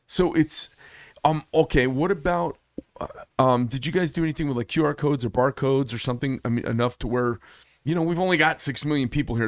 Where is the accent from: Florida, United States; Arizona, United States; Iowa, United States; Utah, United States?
Arizona, United States; I'm from Arizona